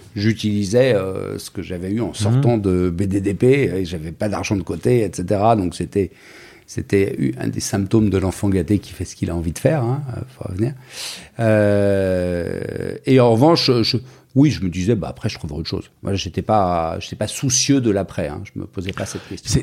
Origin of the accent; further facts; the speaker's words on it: Paris, Île-de-France, France; je suis né à Paris. Je suis parisien, famille de Parisiens